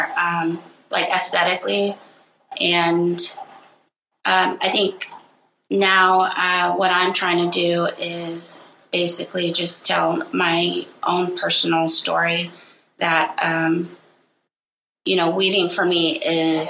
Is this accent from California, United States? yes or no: no; Rock Point, Arizona, United States; I am from Rock Point, Arizona, and I am a Diné weaver